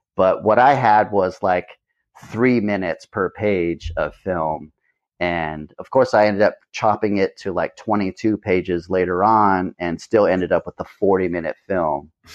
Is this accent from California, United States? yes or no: yes; Hanford, California, United States; now in Ventura, United States; I didn't care much for the mentality of my hometown